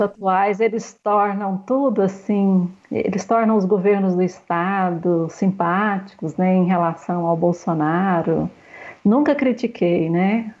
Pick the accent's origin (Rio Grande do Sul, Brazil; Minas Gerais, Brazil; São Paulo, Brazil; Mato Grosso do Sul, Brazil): Minas Gerais, Brazil; Monte Alegre de Minas; Eu sou mãe, eu sou aqui de Monte Alegre de Minas, sou a segunda filha de sete filhos